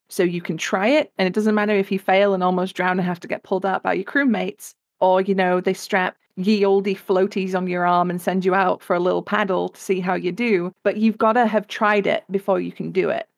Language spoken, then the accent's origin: English; England, United Kingdom; I come from England, uh, as you can probably tell by the accent